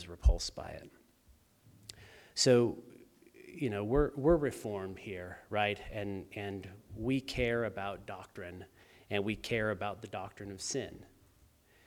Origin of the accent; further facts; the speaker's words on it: Los Angeles, California, United States; moved away; I'm from Los Angeles